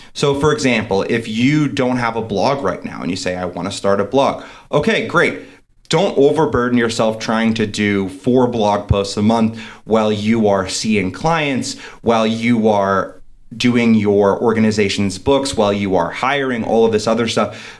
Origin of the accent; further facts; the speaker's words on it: East Coast, United States; now in Denver, United States; I'm from the East Coast originally. Now I'm out in Denver.